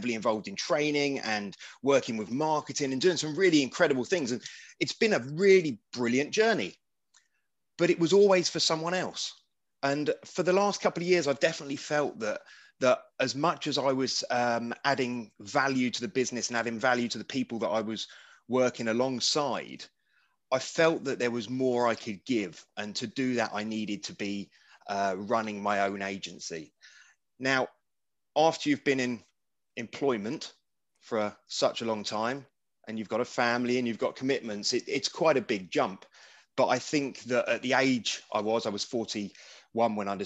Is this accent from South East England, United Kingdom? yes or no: yes; Wokingham, South East England, United Kingdom; my hometown of Wokingham in Berkshire